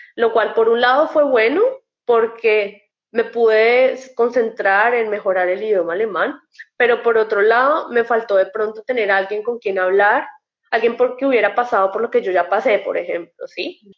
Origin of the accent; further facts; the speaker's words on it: Bogotá, Colombia; now in Germany; las personas que somos de Bogotá y estamos acostumbradas a tutear a todo el mundo